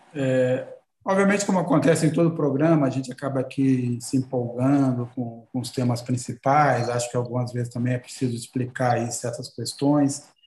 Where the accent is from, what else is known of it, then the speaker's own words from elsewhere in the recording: Governador Valadares, Minas Gerais, Brazil; moved away; Governador Valadares, minha cidade natal